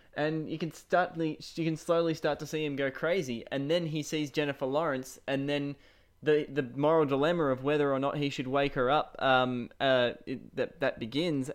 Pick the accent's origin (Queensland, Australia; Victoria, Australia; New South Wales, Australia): Victoria, Australia; Shepparton; I am from Shepparton, Australia.